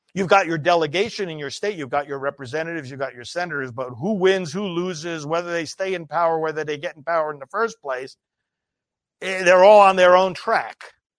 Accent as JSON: {"language": "English", "country": "United States", "tie": "born or raised there", "said": "growing up in America"}